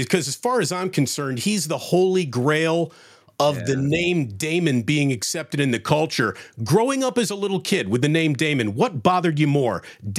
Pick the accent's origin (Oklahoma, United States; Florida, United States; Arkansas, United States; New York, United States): New York, United States; Schenectady; So I grew up in Schenectady, so I know it very well.